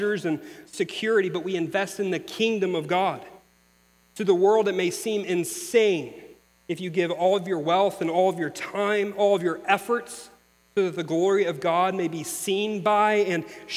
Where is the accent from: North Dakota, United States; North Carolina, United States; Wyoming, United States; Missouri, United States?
Missouri, United States; moved away; I'm from Missouri